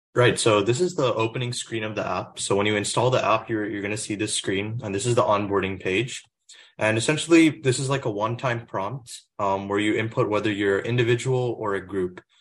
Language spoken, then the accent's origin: English; Plano, Texas, United States; moved away; I'm originally from Plano, Texas, which is in the Dallas area